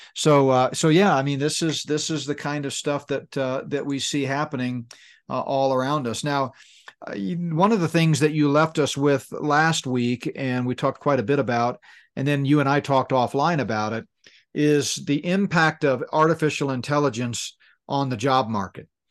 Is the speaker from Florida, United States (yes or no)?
no; Danbury, Connecticut, United States; moved away; also born or lived in New Fairfield, Connecticut; And I grew up in Danbury, Connecticut. We, a, almost all of my grade school years were in, uh, Danbury and New Fairfield, Connecticut.